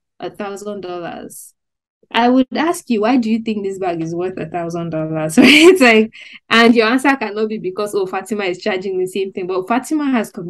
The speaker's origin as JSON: {"language": "English", "country": "Nigeria", "said": "I'm also a young Nigerian"}